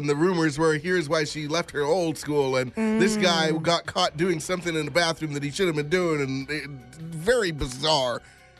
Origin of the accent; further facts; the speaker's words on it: Calgary, Alberta, Canada; also born or lived in Newfoundland / Barbados; Barbados for until I was four. Calgary